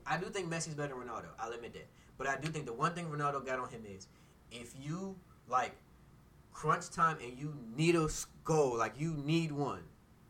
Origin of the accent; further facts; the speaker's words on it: Costa Rica; I kind of that's my home country.